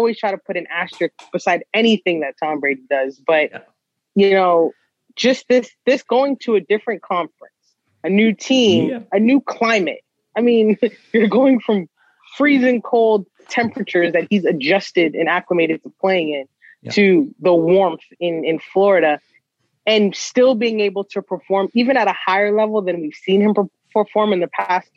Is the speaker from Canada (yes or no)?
yes; Toronto, Ontario, Canada; As a kid from Scarborough